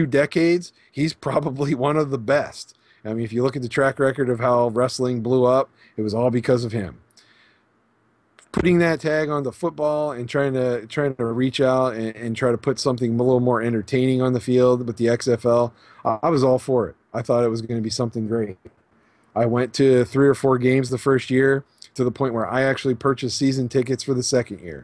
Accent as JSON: {"language": "English", "town": "Pittsburgh", "region": "Pennsylvania", "country": "United States", "tie": "born or raised there", "also_born_or_lived": "Las Vegas", "moved": "yes", "said": "growing up in Pennsylvania and the Pittsburgh area"}